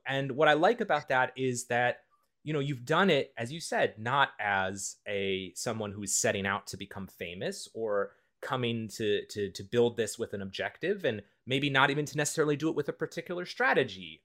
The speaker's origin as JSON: {"language": "English", "region": "Midwest", "country": "United States", "said": "I'm from the Midwest, the United States"}